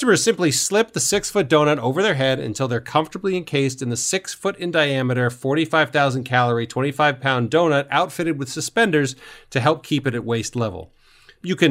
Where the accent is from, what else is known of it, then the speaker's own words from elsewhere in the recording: New York, United States; I'm from New York.